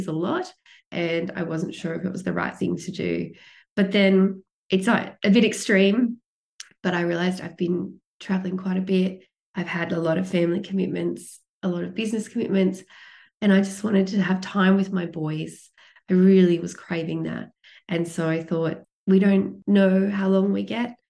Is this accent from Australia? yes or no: yes; Australia; coming from the largest island in the world, smallest continent, but coming from a floating continent where we can't go to any other country unless we fly or catch a boat